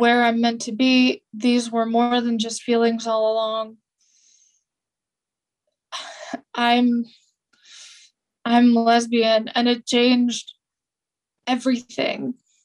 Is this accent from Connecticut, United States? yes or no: no; California, United States; I grew up in California